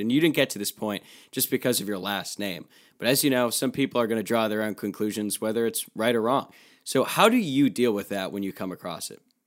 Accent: Louisville, Kentucky, United States; I'm from Louisville

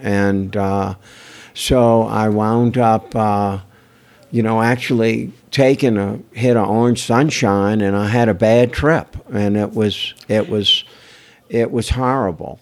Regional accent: New Orleans, Louisiana, United States; I'm from New Orleans, Louisiana. Everybody's creative

